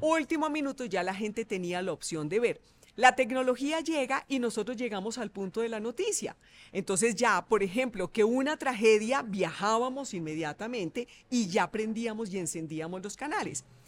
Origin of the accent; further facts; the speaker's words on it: Bogotá, Colombia; bogotana, nací en Bogotá